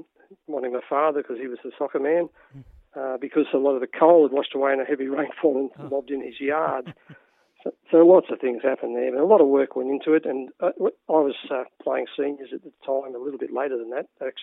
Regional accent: Tarrawanna, New South Wales, Australia; I grew up in Tarawana

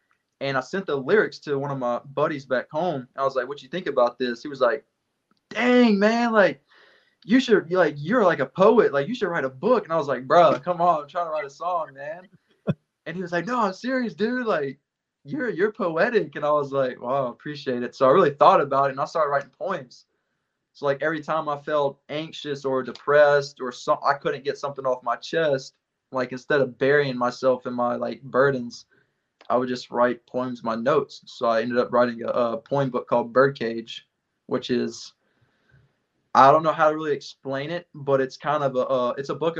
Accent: West Monroe, Louisiana, United States; moved away as an adult; now in Groton, United States; my hometown of West Monroe, Louisiana

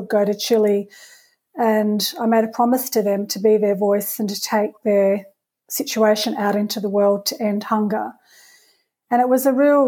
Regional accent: Perth, Western Australia, Australia; I grew up in Perth, so I was a young mum at that time

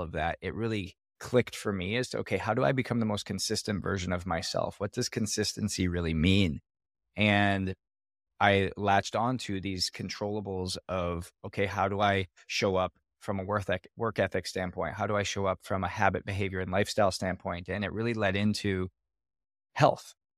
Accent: Canada; I was born in Canada

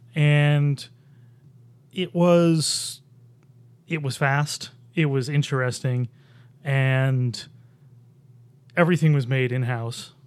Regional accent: Buffalo, New York, United States; now in Rochester, United States; I grew up in Buffalo

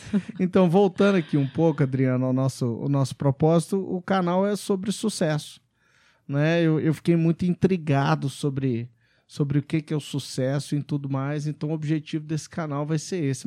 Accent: Belo Horizonte, Minas Gerais, Brazil; moved away as an adult; also born or lived in Macon, Georgia, United States / England; Eu, eu também sou de Belo Horizonte, estudamos no Pitágoras, em, no Pitágoras Pampulha

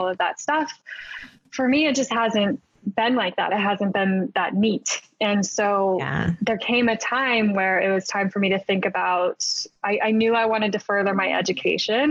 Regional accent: Berkeley, California, United States; moved away as an adult; also born or lived in Irvine, California; now in New York, United States; I grew up in Berkeley

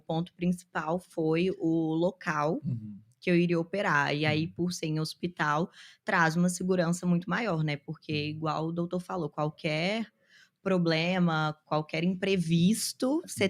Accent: Belo Horizonte, Minas Gerais, Brazil; now in São Paulo, Brazil; Eu sou de Belo Horizonte, mas eu moro em São Paulo

